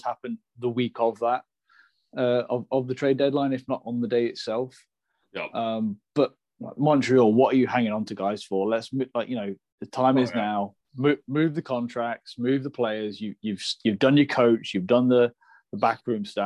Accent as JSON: {"language": "English", "town": "Nottingham", "region": "East Midlands", "country": "United Kingdom", "tie": "born or raised there"}